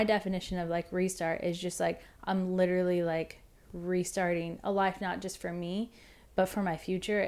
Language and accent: English; Warsaw, Indiana, United States; now in Nashville, United States; I'm a songwriter here in Nashville, originally from a small town called Warsaw, Indiana.